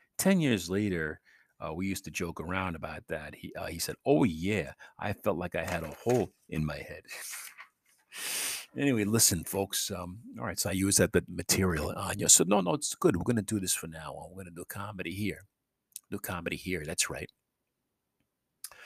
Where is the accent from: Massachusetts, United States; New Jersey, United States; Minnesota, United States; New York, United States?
New York, United States; New York City; moved away; I'm from New York City